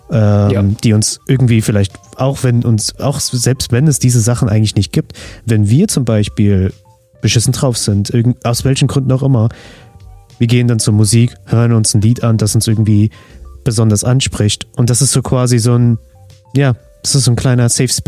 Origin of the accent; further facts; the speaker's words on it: Armenia; Also ich als Armenier natürlich, ne?